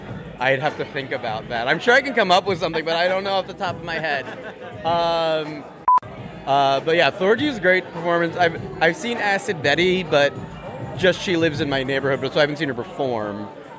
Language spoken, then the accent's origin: English; New York City, New York, United States; I'm from New York City.